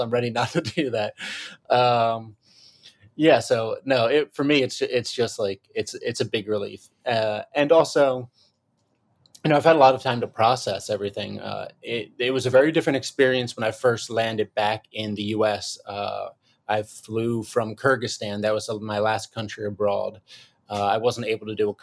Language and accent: English; Philadelphia, Pennsylvania, United States; move into Philly, in my hometown, my home city.